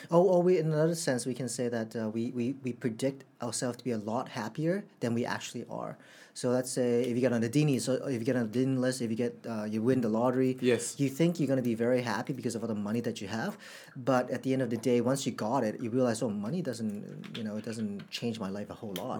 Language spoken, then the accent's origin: English; Canada; also born or lived in Hong Kong; now in Singapore; In Canada, I think um, as when I was a kid